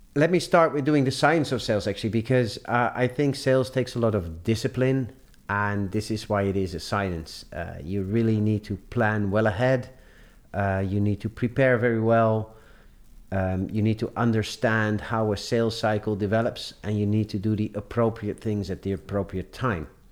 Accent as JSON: {"language": "English", "town": "Amsterdam", "region": "North Holland", "country": "Netherlands", "tie": "born or raised there", "said": "I grew up in Amsterdam. I did all my studies in Amsterdam."}